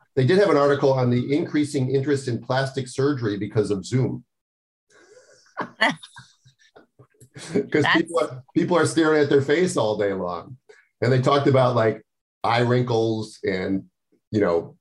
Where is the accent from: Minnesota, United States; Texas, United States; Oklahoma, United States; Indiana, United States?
Minnesota, United States; now in California, United States; I grew up in Minnesota where, you know, when the sun went down, we would die for cover.